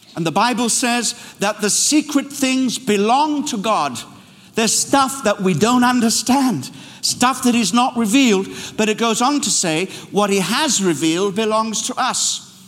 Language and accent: English; Kenya; now in London, United Kingdom; I led a mission team into my birthplace, Kenya